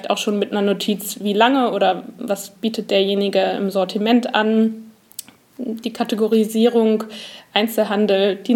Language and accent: German; Hamburg, Germany; Also ich komme aus dem Norden Hamburgs und der Weg zu Ikea zum Beispiel, der ist mir durchaus bekannt